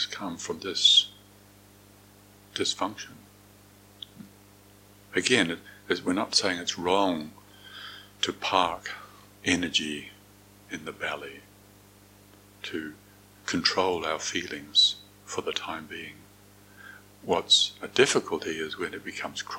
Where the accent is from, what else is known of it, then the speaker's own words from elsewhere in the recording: Moranville, North Island, New Zealand; I was growing up in Moranville, a small rural town in the North Island of New Zealand